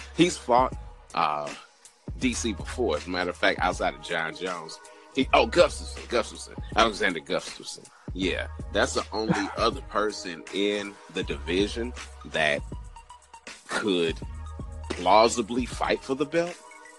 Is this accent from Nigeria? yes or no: yes; Nigeria; You know, I am unashamedly Nigerian and unashamedly biased towards my fighters.